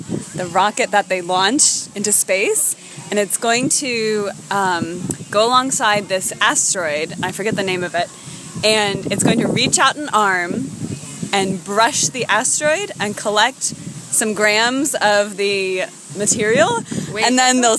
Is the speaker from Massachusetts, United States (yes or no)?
no; Maryland, United States; I'm from Maryland